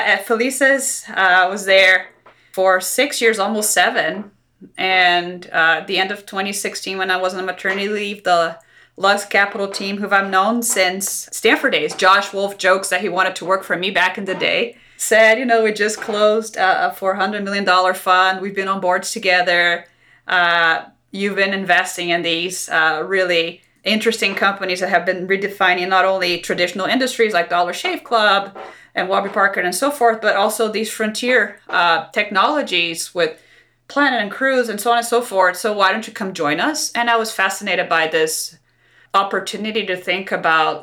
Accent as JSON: {"language": "English", "country": "Brazil", "moved": "as an adult", "said": "I'm actually from Brazil, and a long time ago, I was a practicing lawyer for venture capitalists in Brazil"}